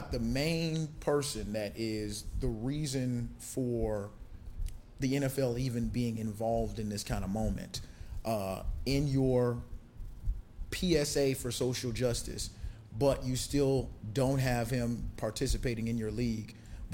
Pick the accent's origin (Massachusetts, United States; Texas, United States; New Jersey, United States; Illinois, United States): Illinois, United States; Chicago; I'm from Chicago